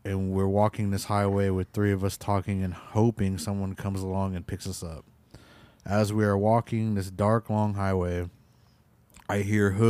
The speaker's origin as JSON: {"language": "English", "region": "Washington", "country": "United States", "tie": "born or raised there", "also_born_or_lived": "Crow", "said": "But I was born in Crow and raised in Washington State."}